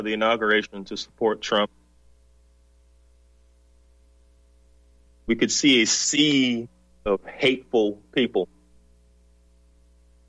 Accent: the South, United States; moved away; also born or lived in the North; I'm from the South. I was born in the South.

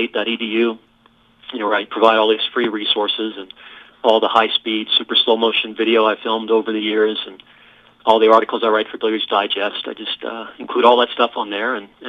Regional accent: New Orleans, Louisiana, United States; now in Colorado, United States; I grew up in New Orleans

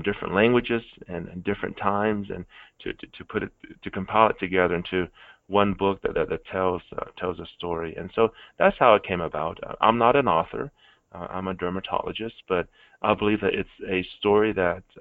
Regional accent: Arkansas, United States; also born or lived in Vietnam; when I was growing up in Arkansas

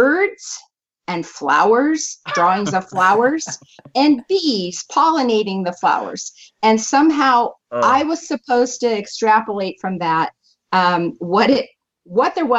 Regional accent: San Diego, California, United States; I was born in San Diego, California.

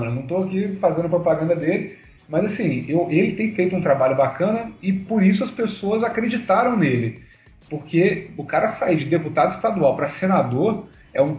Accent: Rio de Janeiro, Brazil; Eu sou aqui do Rio

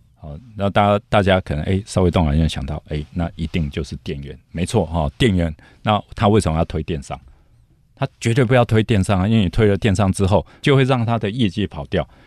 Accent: Taiwan; 我们台湾人比较不竞争导向啊，好像比较没有狼性啊。

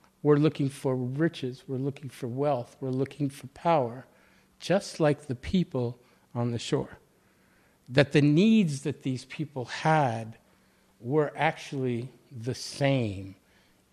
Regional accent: outside of Boston, Massachusetts, United States; moved away; also born or lived in Baltimore; I grew up outside of Boston

